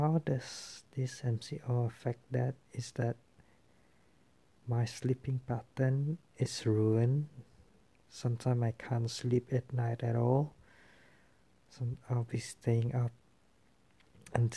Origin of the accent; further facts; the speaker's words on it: Kuching, Sarawak, Malaysia; I come from Sarawak, from Kuching